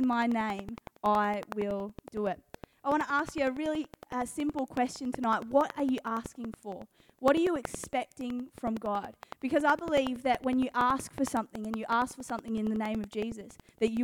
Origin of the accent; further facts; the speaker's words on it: Geelong, Victoria, Australia; I'm from Catland. I grew up in Geelong